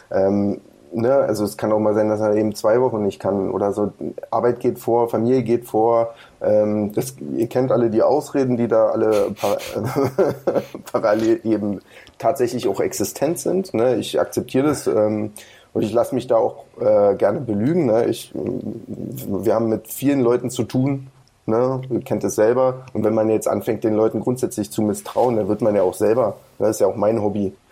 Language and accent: German; Brandenburg, Germany; Wir kommen ja immer noch aus Brandenburg.